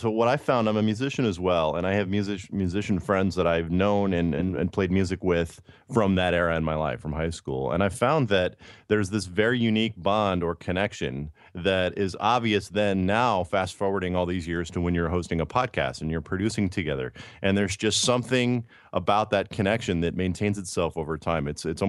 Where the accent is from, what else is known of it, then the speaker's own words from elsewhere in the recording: Midwest, United States; I grew up in the Midwest as well.